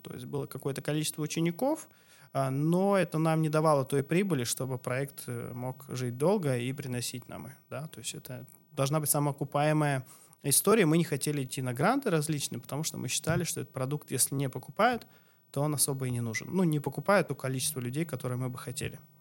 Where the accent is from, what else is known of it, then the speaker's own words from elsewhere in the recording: Chelyabinsk Oblast, Russia; moved away as an adult; also born or lived in Krasnodar Krai; now in Karelia, Russia; я сам родом с Челябинской области